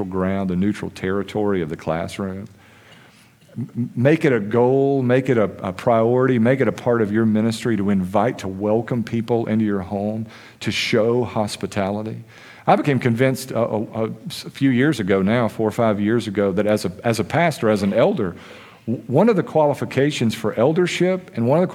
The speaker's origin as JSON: {"language": "English", "country": "United States", "said": "as American Christians"}